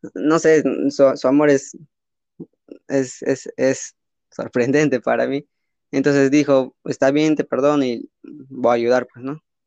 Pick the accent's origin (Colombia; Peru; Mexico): Peru; soy de Perú